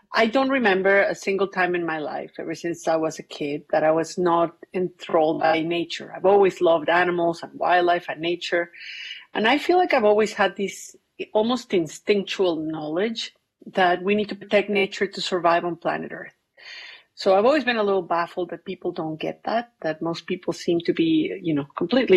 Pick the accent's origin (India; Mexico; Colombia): Mexico; Mexico City; also born or lived in Cuernavaca, Morelos, Mexico; I grew up in Mexico City until I was 10 years old